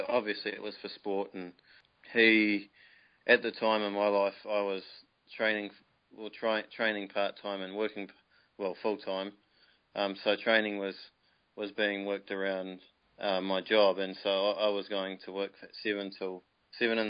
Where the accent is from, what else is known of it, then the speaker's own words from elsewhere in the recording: New Plymouth, Taranaki, New Zealand; moved away as an adult; now in Waikato, New Zealand; I moved up to the Waikato because I'm originally from New Plymouth